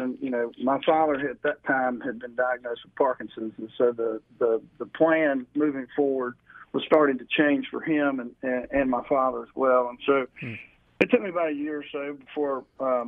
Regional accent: Burlington, North Carolina, United States; moved away as an adult; also born or lived in Wilmington, North Carolina; So I grew up in Burlington and moved to Wilmington, Riceville Beach, out of high school.

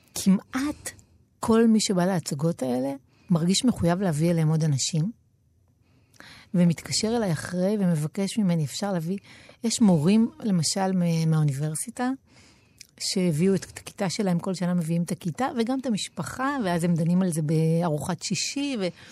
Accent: Tel Aviv-Yafo, Tel Aviv District, Israel; נולדתי ביפו

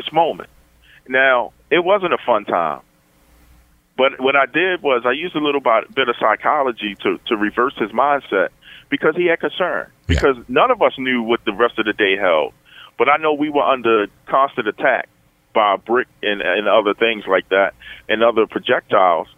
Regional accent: Baltimore, Maryland, United States; cops that I grew up with in the Western District, I knew their names

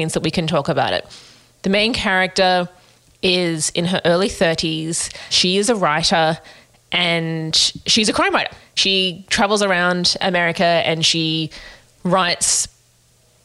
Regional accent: Australia; we as Australians

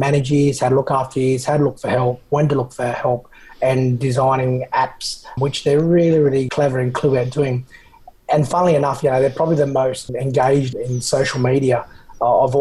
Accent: Australia; As Australians

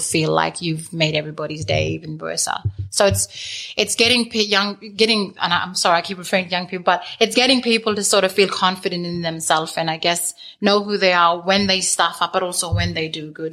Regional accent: Lamboo Station, near Halls Creek, Kimberley, Western Australia, Australia; growing up on Lambo

